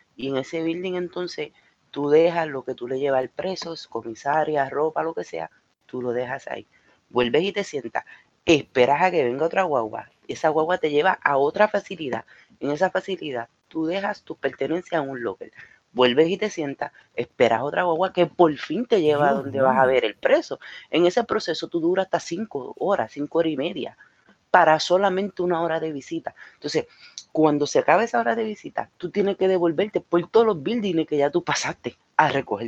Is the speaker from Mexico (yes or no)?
no; Puerto Rico; moved away; en mi país